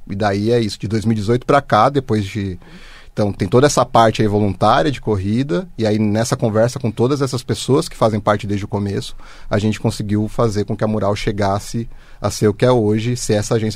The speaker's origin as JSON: {"language": "Portuguese", "town": "Osasco", "region": "São Paulo", "country": "Brazil", "tie": "born or raised there", "said": "Eu nasci em Osasco."}